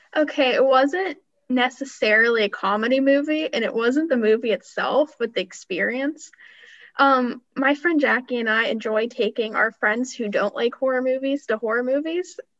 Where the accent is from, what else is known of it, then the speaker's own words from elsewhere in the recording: Sharon, Pennsylvania, United States; I grew up here, I, I'm from Sharon